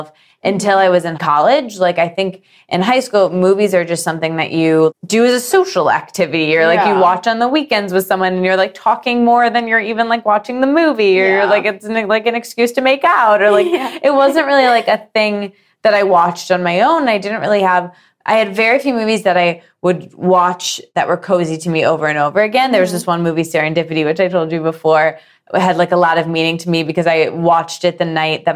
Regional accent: Midwest, United States; born or raised there

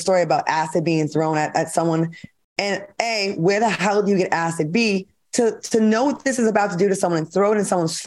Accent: New England, United States; I'm from New England

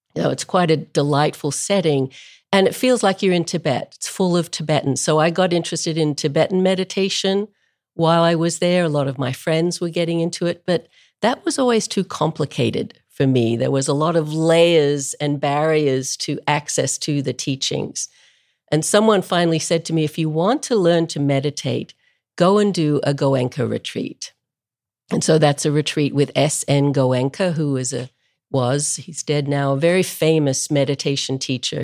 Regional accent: Melbourne, Victoria, Australia; moved away as an adult; I grew up in Melbourne, Australia, which is a long way from anywhere.

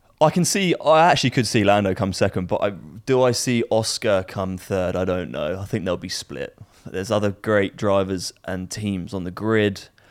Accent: North Wales, United Kingdom; I was born in North Wales, so I love the Welsh.

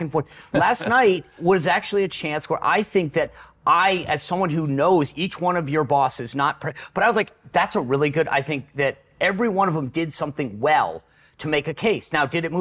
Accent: Rhode Island, United States; I grew up in Rhode Island

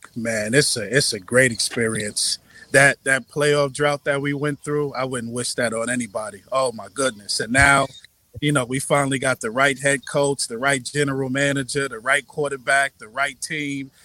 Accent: New York, United States; moved away as an adult; now in Charlotte, United States; I'm from New York but I moved to Charlotte about six years ago

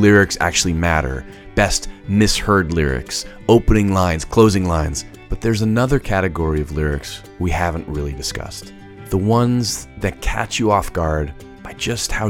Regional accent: Lagos, Nigeria; I was born in Lagos, Nigeria

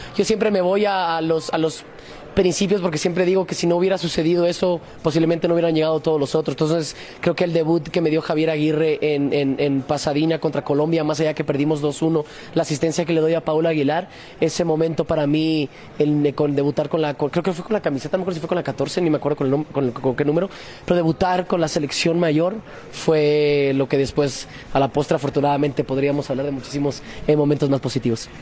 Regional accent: Mexico; todos somos mexicanos

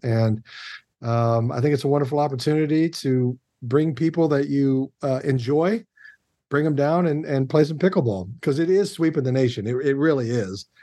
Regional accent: Kansas City, United States; I am from the Midwest and I am from Kansas City specifically

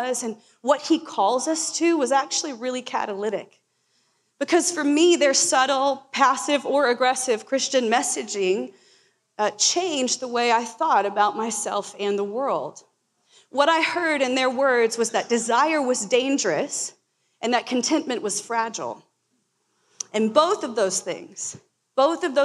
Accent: Florida, United States; now in Portland, United States; I grew up in Florida

